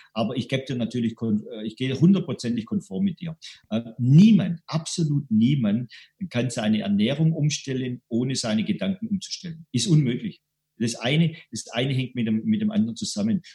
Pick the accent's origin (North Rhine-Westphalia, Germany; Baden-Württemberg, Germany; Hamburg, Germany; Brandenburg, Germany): Baden-Württemberg, Germany; Stuttgart; accent: Swabian; ich bin aus Stuttgart, wie man mal im Schwäbischen hört